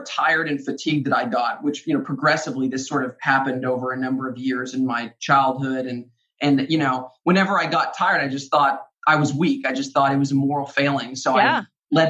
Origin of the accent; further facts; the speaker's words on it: Arkansas, United States; I grew up in Arkansas